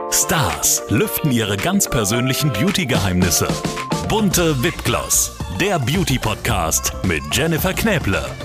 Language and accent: German; Schleswig-Holstein, Germany; ich komme aus Schleswig-Holstein